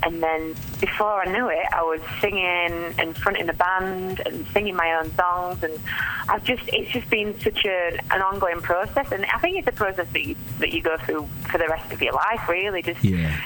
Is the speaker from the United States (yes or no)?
no; Yorkshire and the Humber, United Kingdom; moved away; I'm from South Yorkshire originally, um, hence the accent